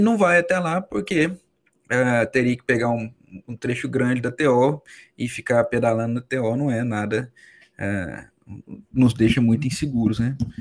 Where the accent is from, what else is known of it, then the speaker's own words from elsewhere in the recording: Minas Gerais, Brazil; moved away; eu sou de Minas, né? morava no interior de Minas.